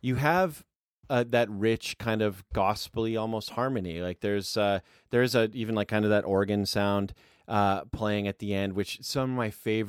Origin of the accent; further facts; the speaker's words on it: Canada; I'm Canadian